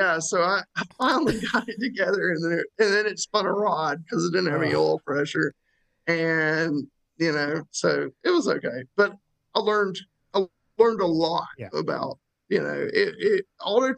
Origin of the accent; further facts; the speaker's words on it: North Carolina, United States; when you're from here